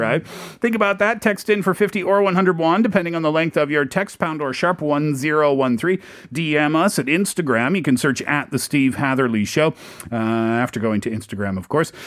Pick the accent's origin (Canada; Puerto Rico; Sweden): Canada; Nova Scotia; moved away; I'm from Nova Scotia, which is also a peninsula